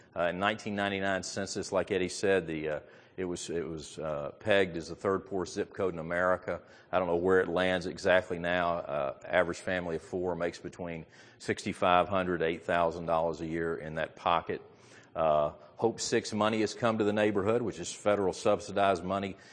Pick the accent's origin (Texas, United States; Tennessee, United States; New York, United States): Tennessee, United States; Memphis; I grew up in Memphis, Tennessee, and I went to Messick High School